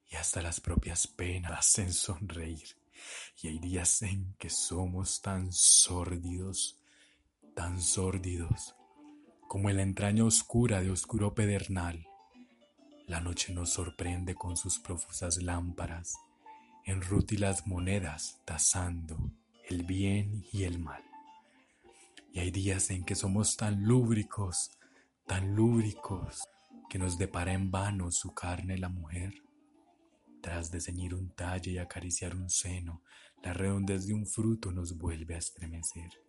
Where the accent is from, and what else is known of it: Antioquia, Colombia